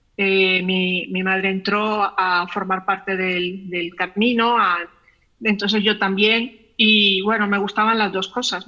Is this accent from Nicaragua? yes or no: yes; León, Nicaragua; yo nací en León y soy de León y, he vivido siempre en León